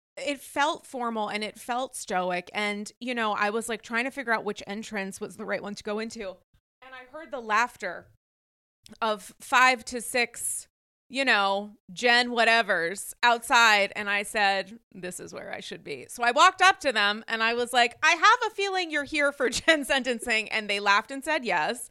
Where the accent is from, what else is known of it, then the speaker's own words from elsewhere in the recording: Rhode Island, United States; I was raised in Rhode Island